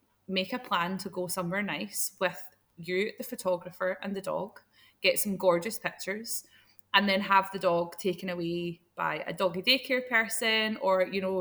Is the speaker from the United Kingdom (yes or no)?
yes; Scotland, United Kingdom; as a Scottish person